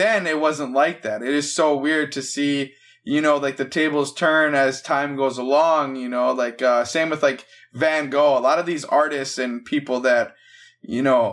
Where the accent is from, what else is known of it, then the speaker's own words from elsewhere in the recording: Minnesota, United States; I'm from Minnesota